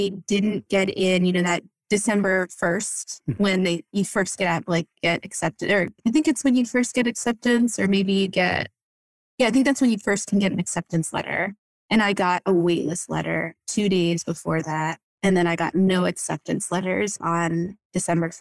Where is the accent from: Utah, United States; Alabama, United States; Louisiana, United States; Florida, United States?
Florida, United States; moved away as an adult; also born or lived in Boston area, Massachusetts / Vermont / Berkshires, Massachusetts; now in Acton, United States; I grew up in Florida